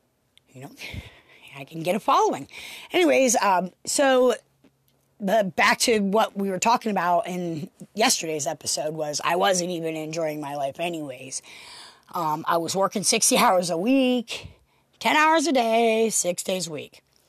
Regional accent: Pennsylvania, United States; You know, I come from Pennsylvania, actually. I had worked mostly in Maryland and been around the same people for the last 15, 20 years

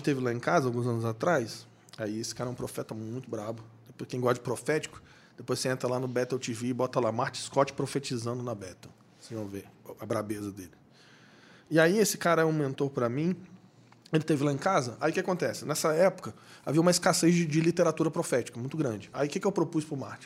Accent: Rio de Janeiro, Brazil; also born or lived in Bragança Paulista; A gente é do Rio, mora no Rio.

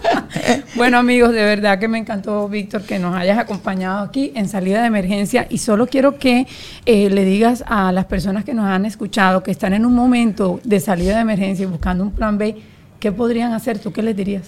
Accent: Colombia; yo soy colombiana

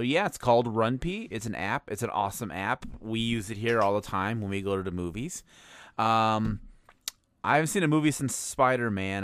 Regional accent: Chicago, Illinois, United States; moved away; my hometown of Chicago

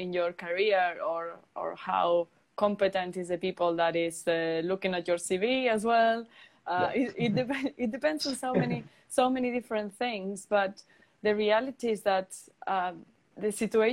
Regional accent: Palencia, Castile and León, Spain; moved away as an adult; also born or lived in Turin, Italy; now in United Kingdom; in a very small community center in my hometown in the lovely Palencia

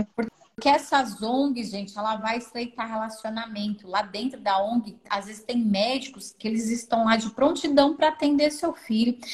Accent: São Paulo, Brazil; eu sou aqui de São Paulo

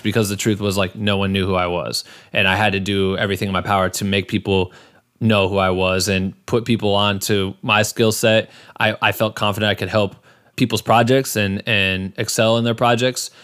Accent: Iowa, United States; now in Los Angeles, United States; I'm from Iowa originally

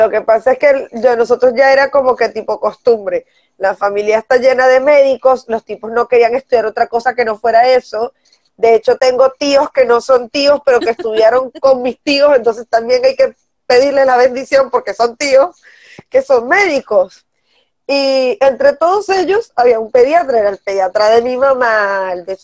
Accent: northern Mexico, Mexico; soy sudaca, México, que de Norteamérica, estúpida! ¡Soy

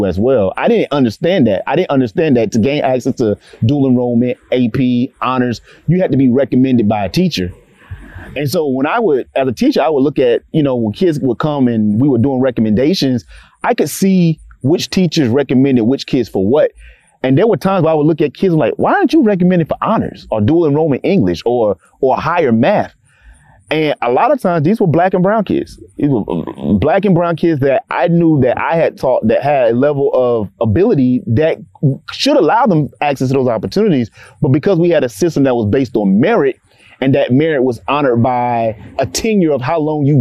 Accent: Clarksville, Tennessee, United States; growing up in Clarksville, particularly as a Black male in education

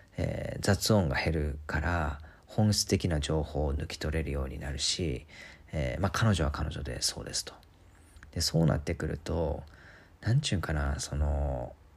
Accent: Kansai, Japan; 日本に生まれて関西で育ち

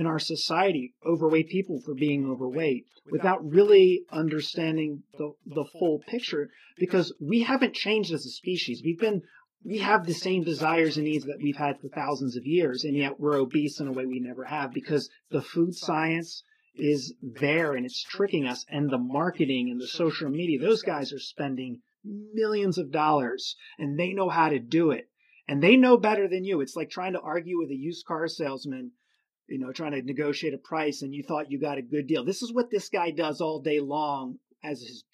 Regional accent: Philadelphia, Pennsylvania, United States; I come from Philadelphia area

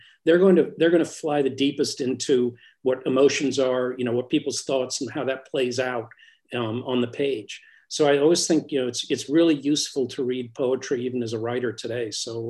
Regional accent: Newcastle, North East England, United Kingdom; born there; When I was born in Newcastle, and my parents were English.

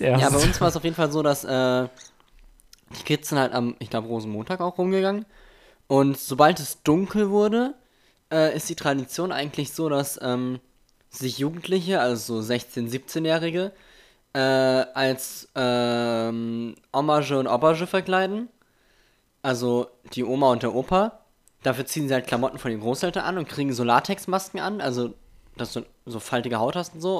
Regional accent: Germany; mein Heimatdorf

